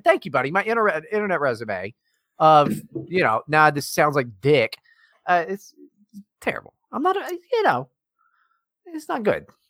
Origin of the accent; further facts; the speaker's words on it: West Virginia, United States; growing up in West Virginia is tough